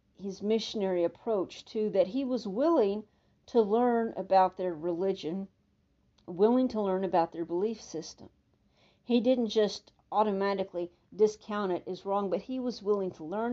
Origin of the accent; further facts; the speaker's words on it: Texas, United States; accent: Texan; like a Texan